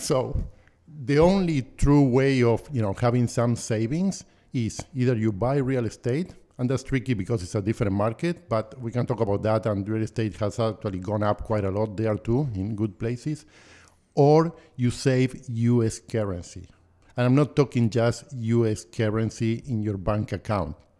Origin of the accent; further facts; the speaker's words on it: Buenos Aires, Argentina; moved away as an adult; now in Canada; I was born and raised in Buenos Aires